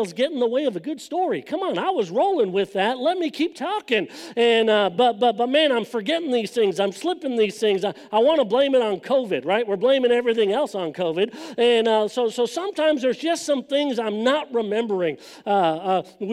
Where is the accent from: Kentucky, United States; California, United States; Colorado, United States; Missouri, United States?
California, United States; Los Angeles; moved away; I grew up in Southern California